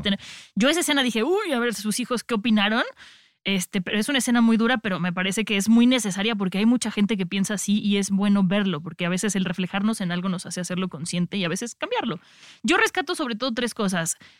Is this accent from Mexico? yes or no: yes; Mexico; nosotros como mexicanos